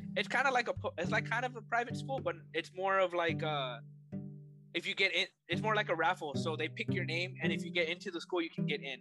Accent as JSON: {"language": "English", "region": "Texas", "country": "United States", "tie": "born or raised there", "said": "I'm from Texas, you know, so I learned how to play here in Texas"}